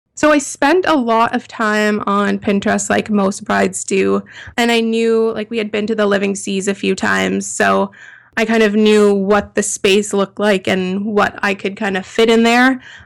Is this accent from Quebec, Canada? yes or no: no; Toronto, Ontario, Canada; we're all from Toronto, Canada